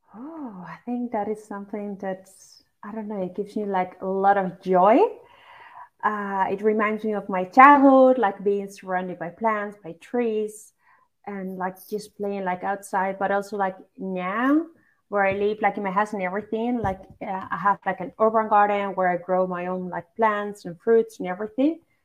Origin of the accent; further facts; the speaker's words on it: Basque Country, Spain; moved away as an adult; now in Netherlands; I grew up in in the Basque Country, which is basically like north part of Spain